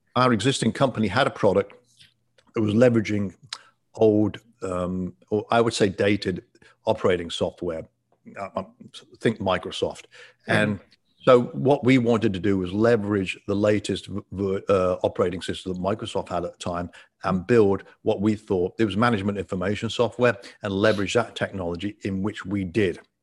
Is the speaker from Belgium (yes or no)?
no; England, United Kingdom; moved away as an adult; also born or lived in Ottawa, Canada; now in Florida, United States; I'm from England and uh, born and raised in England